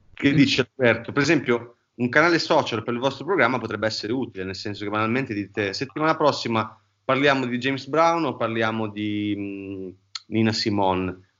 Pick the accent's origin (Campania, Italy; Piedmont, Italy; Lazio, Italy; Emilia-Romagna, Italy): Emilia-Romagna, Italy; accent: Romagnolo; noi veniamo uno tra, una delle terre più belle del mondo, che è la Romagna, ehm, però diciamo che abbiamo un accento che ci ingrassa molto la lingua e che si sente praticamente, ogni cosa che diciamo, si sente che siamo romagnoli.